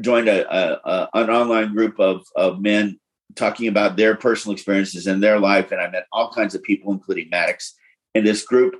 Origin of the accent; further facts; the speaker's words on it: Florida and Tennessee, Southeast, United States; I grew up in the Southeast, first Florida and Tennessee